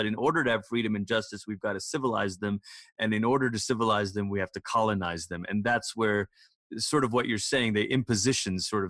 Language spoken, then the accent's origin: English; Malaysia; I grew up in Malaysia, which was a British colony of Malaya.